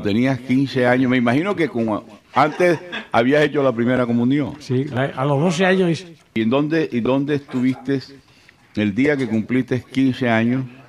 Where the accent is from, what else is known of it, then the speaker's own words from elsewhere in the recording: Barranquilla, Atlántico, Colombia; porque somos barranquilleros.